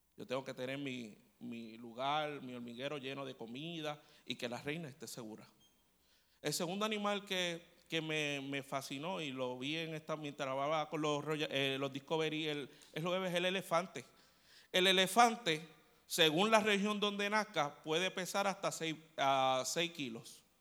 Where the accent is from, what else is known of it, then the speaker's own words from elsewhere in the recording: Puerto Rico; somos los boricuas